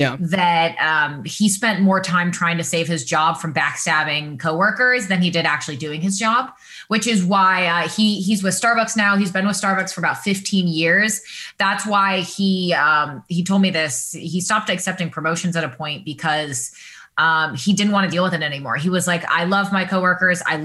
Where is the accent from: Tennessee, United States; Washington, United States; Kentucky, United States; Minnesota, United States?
Washington, United States; moved away as an adult; also born or lived in Northern California / Michigan; now in Los Angeles, United States; I grew up in Washington State. So I'm a Pacific Northwest girl. I was there until I was 18 and left for college